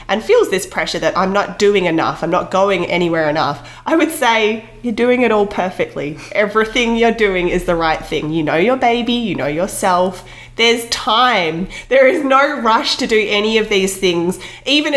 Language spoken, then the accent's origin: English; Australia; now in British Columbia, Canada; as a kid myself, I grew up in Australia camping a lot